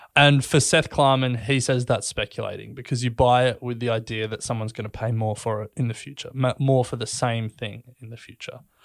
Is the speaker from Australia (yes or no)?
yes; Australia; we, we grew up in Australia